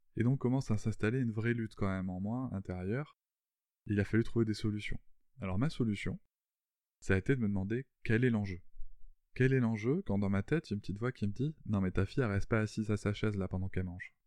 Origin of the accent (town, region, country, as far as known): France